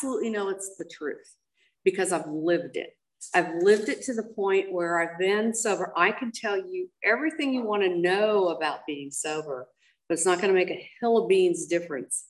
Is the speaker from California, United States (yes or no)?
yes; Monrovia, California, United States; I was raised up in Monrovia